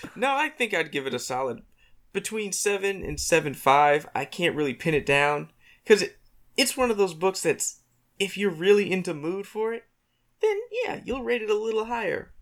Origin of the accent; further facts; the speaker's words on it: Virginia, United States; I'm from Virginia